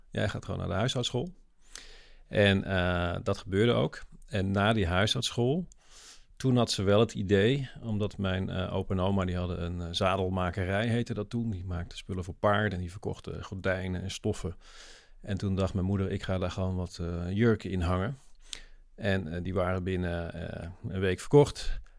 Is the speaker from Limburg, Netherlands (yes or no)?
yes; Limburg, Netherlands; accent: Limburgish dialect; Kijk, mijn achtergrond is, ik ben in het zuiden geboren. Ik ben Limburger, van, dat hoor je nu niet meer, maar thuis praten we gewoon dialect.